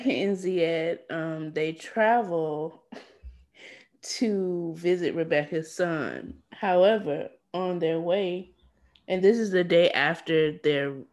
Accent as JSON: {"language": "English", "country": "United States", "said": "I'm an American woman."}